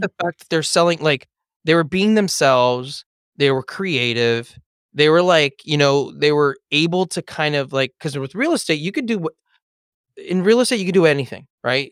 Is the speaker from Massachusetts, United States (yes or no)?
no; Los Angeles, California, United States; I grew up in Eagle Rock